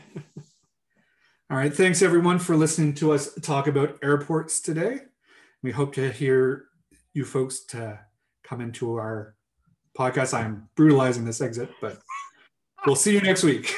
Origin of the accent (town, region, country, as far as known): Kingston, Ontario, Canada; moved away; also born or lived in Yukon